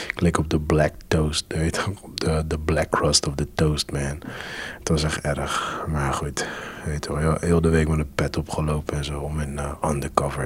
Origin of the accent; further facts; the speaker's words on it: Curaçao; now in Netherlands; ik kom ook van Curaçao